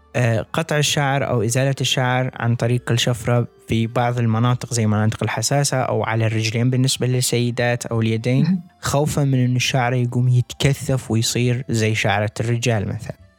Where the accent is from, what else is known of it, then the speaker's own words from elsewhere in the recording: Iraq; عندنا بالعراق